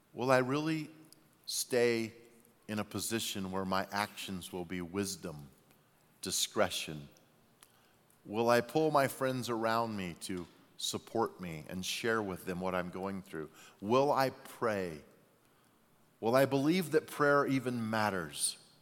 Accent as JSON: {"language": "English", "town": "Albuquerque", "region": "New Mexico", "country": "United States", "tie": "born or raised there", "moved": "yes", "said": "I was born in Albuquerque, New Mexico"}